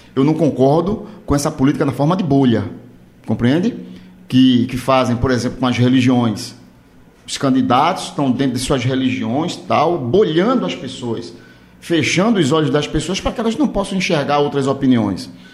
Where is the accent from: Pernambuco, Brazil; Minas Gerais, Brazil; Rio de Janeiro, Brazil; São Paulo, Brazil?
Pernambuco, Brazil; Olinda; eu sou da cidade de Olinda